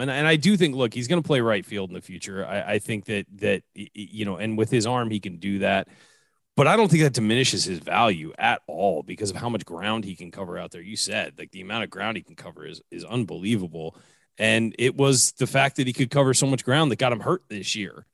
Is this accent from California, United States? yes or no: yes; San Diego, California, United States; they've left my hometown